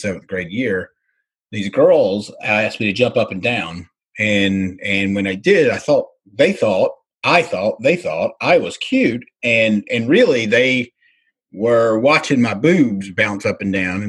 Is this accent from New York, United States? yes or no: no; North Carolina, United States; moved away; also born or lived in Charlotte, North Carolina / Las Vegas; I'm from Mayberry. So literally from a little bitty itty bitty town, like that was on like the Andy Griffith Show. That's where I grew up